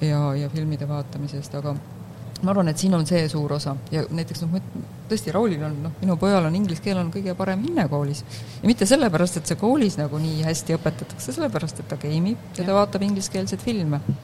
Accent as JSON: {"language": "Estonian", "country": "Estonia", "moved": "yes", "lives_now": "Netherlands", "said": "mina kui eestlane"}